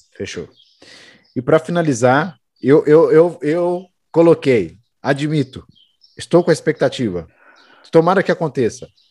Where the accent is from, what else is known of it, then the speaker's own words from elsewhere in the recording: Brazil; a gente é brasileiro